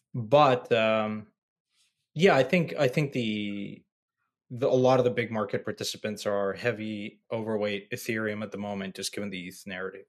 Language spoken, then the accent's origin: English; Mexico; my hometown, my home country, Mexico